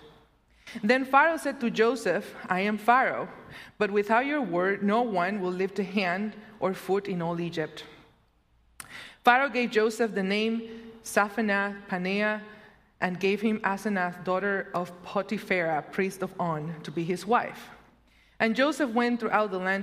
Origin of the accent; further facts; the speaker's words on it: Puerto Rico; also born or lived in Madison, Wisconsin; now in Illinois, United States; my second home. The first one will always be Puerto Rico